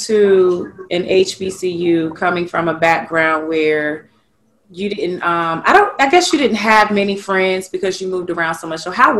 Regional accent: Virginia, United States; I am from Virginia

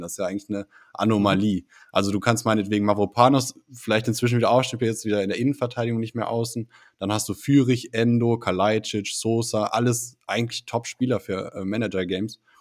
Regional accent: Düsseldorf, North Rhine-Westphalia, Germany; ich bin echt kein Köln-Fan, äh, als Düsseldorfer

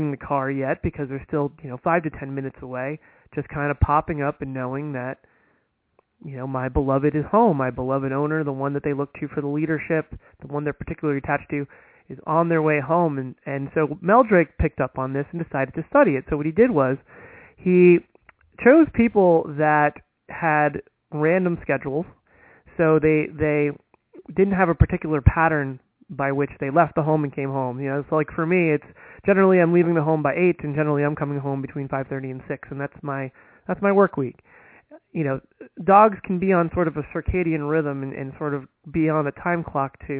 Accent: United States; being an American

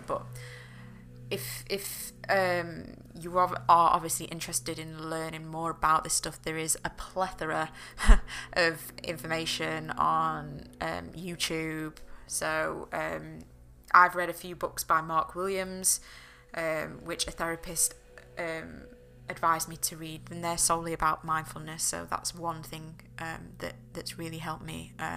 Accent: the north of England, United Kingdom; I'm from England. I'm from up north

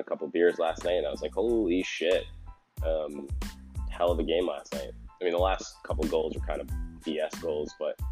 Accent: Seekonk, Massachusetts, United States; my hometown in Seekonk

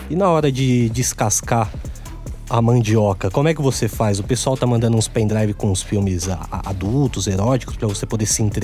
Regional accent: São Bernardo do Campo, São Paulo, Brazil; Agora, todo mundo sabe que somos amigos de longa data, somos de São Bernardo do Campo, né? A gente já bebeu bastante cerveja ali na Prestes Maia.

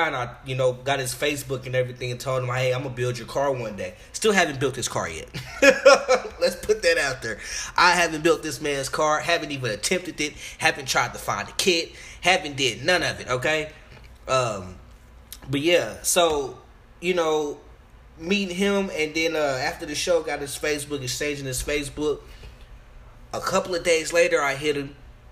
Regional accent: Arlington, Texas, United States; also born or lived in Chicago; I'm from Arlington, Texas, east side though

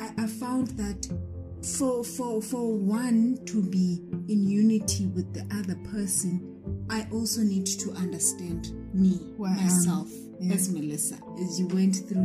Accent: Bizana, Eastern Cape, South Africa; I am a South African citizen from the Eastern Cape in Bizana.

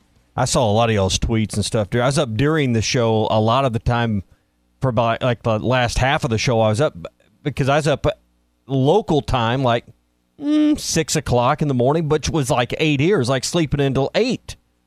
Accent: Arkansas, United States; No one ever guessed Arkansas

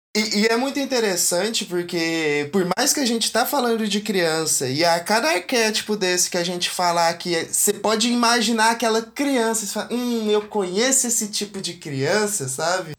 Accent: interior of Goiás, Brazil; eu sou do interior de Goiás e aqui a gente tem uma relação com a masculinidade bem bem aflorada

